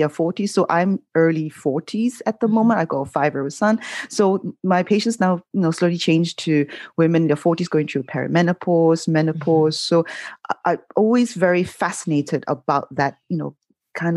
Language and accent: English; Malaysia; growing up in Malaysia